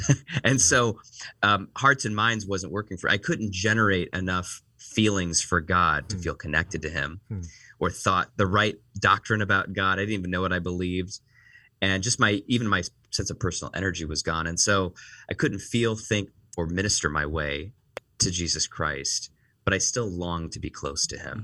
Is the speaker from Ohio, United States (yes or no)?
yes; Northeast Ohio, United States; moved away as an adult; also born or lived in Washington, D.C., United States; now in Chicago, United States; I was born and raised in Northeast Ohio